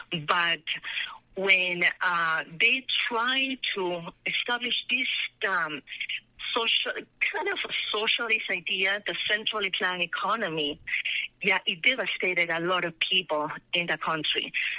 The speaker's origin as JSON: {"language": "English", "country": "Peru", "tie": "born or raised there", "moved": "as an adult", "lives_now": "Colorado, United States"}